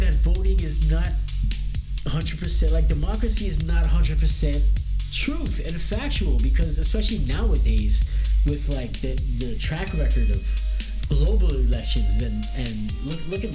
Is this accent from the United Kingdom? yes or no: no; Canada